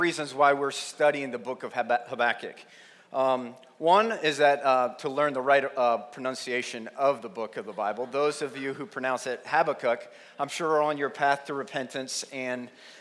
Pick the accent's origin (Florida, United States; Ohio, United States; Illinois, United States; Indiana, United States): Ohio, United States; Plain City; I grew up in Plain City, went to Jonathan Alder School District